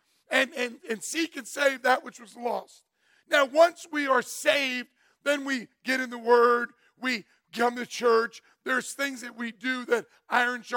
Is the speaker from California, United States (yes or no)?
no; Catskill, New York, United States; also born or lived in Greenville, New York; we moved when I was 12 from Catskill, New York to Greenville, New York